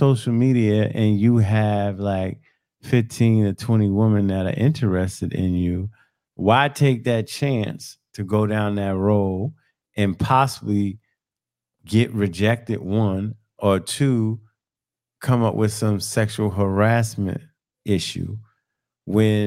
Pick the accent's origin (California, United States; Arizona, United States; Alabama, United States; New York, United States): New York, United States; New York City; I grew up in New York.